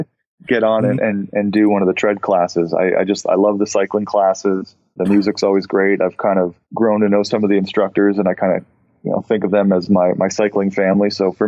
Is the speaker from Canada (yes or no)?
yes; Ontario, Canada; moved away; I come from Ontario